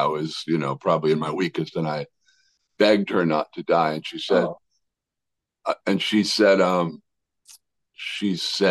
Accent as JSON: {"language": "English", "town": "Worcester", "region": "Massachusetts", "country": "United States", "tie": "born or raised there", "also_born_or_lived": "Arizona", "moved": "as an adult", "said": "growing up in Worcester, Massachusetts"}